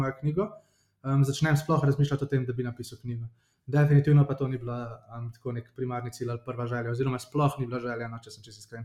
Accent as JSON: {"language": "Slovenian", "town": "Ljubljana", "country": "Slovenia", "said": "sem iz Ljubljana, prihajam"}